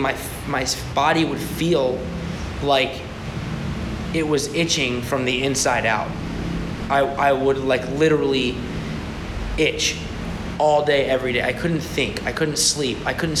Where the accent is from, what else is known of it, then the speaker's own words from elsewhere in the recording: United States; as an American Jew